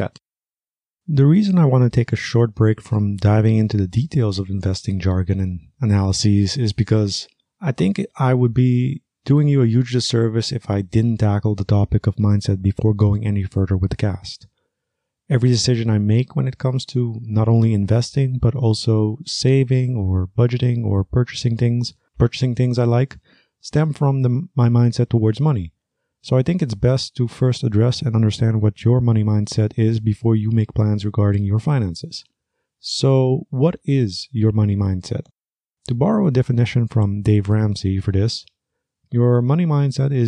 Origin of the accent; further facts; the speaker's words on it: Aruba; I was raised in Aruba